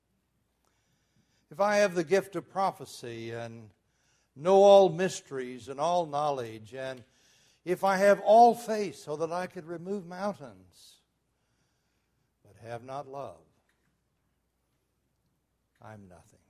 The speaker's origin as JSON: {"language": "English", "town": "Muskogee", "region": "Oklahoma", "country": "United States", "tie": "born or raised there", "said": "When I was a boy growing up in Muskogee, Oklahoma"}